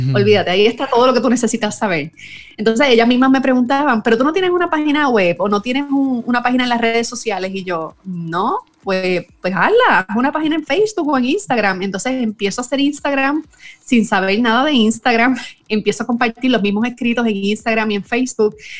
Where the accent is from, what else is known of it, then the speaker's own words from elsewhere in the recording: Puerto Rico; soy puertorriqueña, vivo en San Juan, Puerto Rico